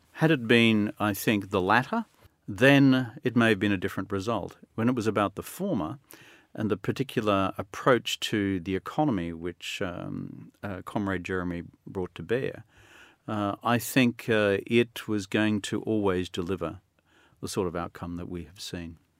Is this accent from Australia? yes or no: yes; Australia; I'm still an Australian